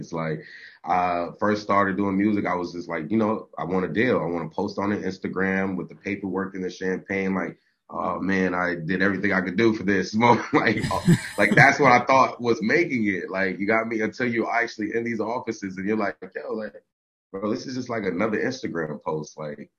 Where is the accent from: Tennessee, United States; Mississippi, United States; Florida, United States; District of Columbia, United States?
Florida, United States; South; I'm from South Florida.